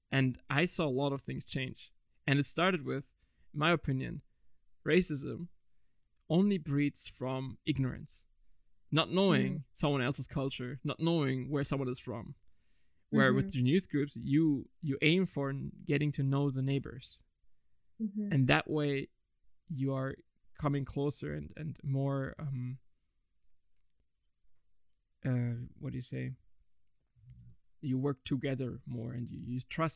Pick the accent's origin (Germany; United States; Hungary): Germany; I was born and raised in Germany. My skin didn't have to adapt in a way, because it's never really hot here.